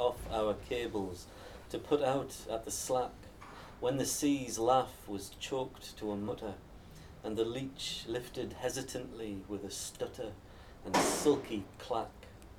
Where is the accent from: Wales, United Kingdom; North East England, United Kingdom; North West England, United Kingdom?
North East England, United Kingdom; Northumberland; Kind of a northern voice, but I'm from Northumberland as well